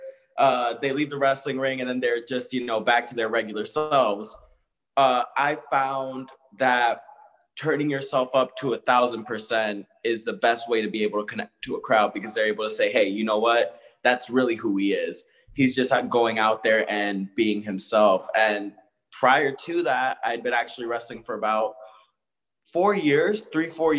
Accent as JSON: {"language": "English", "region": "South Florida", "country": "United States", "said": "I'm from, you know, South Florida, you know, Broward, Miami-Dade."}